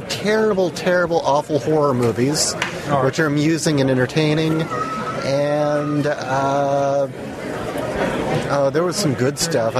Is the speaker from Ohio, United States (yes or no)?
no; Southern California, United States; I am from Southern California, and I'm lucky that it's not bad here.